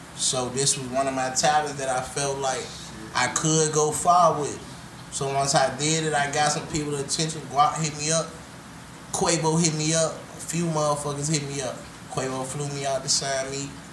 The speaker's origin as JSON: {"language": "English", "town": "Richmond", "region": "Virginia", "country": "United States", "said": "I grew up from the bottom. I'm from Richmond, Virginia."}